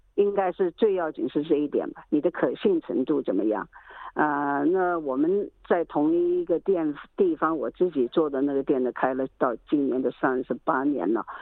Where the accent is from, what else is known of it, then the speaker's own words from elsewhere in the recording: Hong Kong; moved away as an adult; also born or lived in Shanghai, China; now in Melbourne, Australia; 在上海出生的。小学没毕业的时候是四年班的时候吧，就到香港去了。 呃，然后在香港住了十年呗， 在， 在香港长大了，可以这么说。 呃，然后到澳大利亚，之后就一直在澳大利亚了